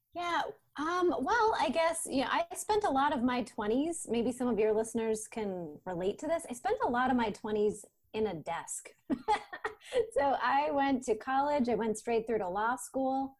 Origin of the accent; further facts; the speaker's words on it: Maine, United States; also born or lived in Portland, Maine; I'm from Maine originally